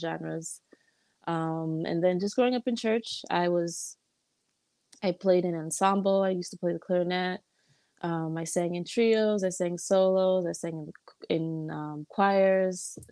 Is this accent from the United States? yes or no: yes; Chicago, Illinois, United States; now in California, United States; I was born in Chicago, born and raised in Chicago